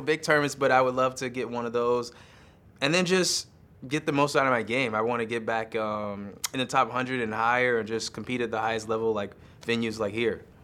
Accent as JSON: {"language": "English", "country": "United States", "said": "I'm American"}